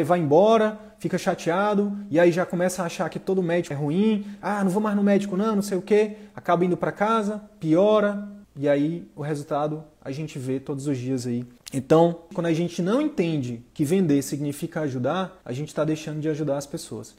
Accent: Northeast Region, Brazil; eu sou do Nordeste

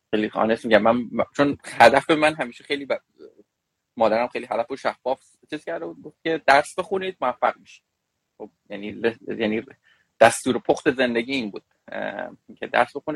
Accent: Tehran, Iran; born there; also born or lived in Shiraz / Kerman; من تو تهران متولد شدم مثل این چیزا هست در سال 1364 در, در خانواده فلان فلان متولد شدم دوران کودکی را تو تهران متولد شدم

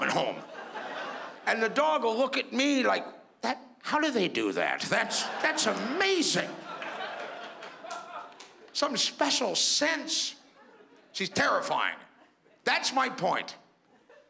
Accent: Toronto, Ontario, Canada; I'm from Toronto

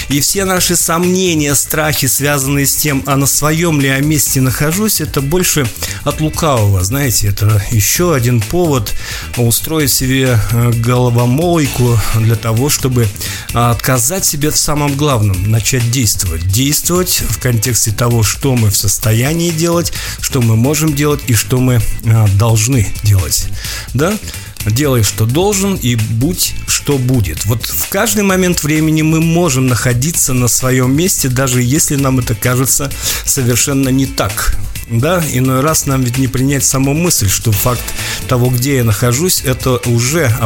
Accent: Karaganda, Karaganda Region, Kazakhstan; Так вот, Караганда – это мой родной город. Кстати, шахтерская столица Казахстана.

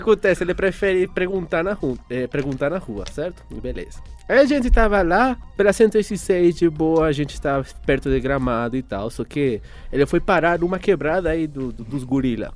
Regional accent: Venezuela; first language Spanish; Portuguese is a second language; now in Brazil; Eu sou venezuelano, certo? Ou seja, eu falo espanhol

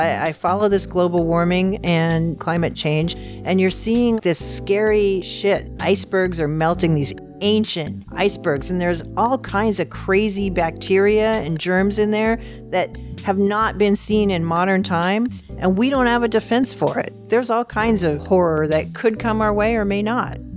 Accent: Seattle, Washington, United States; moved away as an adult; also born or lived in Glendale, California / Concord, California; now in Oregon, United States; when I was five, I moved to Seattle, where I was raised all the way through college

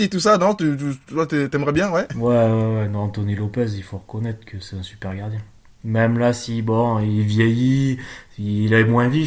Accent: Monaco; Nice, ça fait chier en tant que monégasque, mais faut reconnaître le boulot que fait Galtier, quoi.

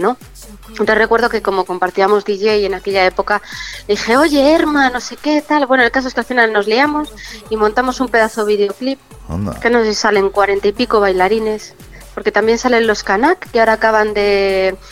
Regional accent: Chamberí, Community of Madrid, Spain; yo soy muy de Chamberí mi barrio

